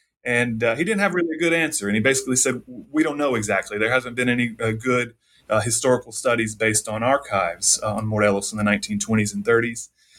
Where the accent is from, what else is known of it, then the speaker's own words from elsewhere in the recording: North Carolina, United States; I'm from North Carolina, and that's where I was born and raised, right outside of Charlotte.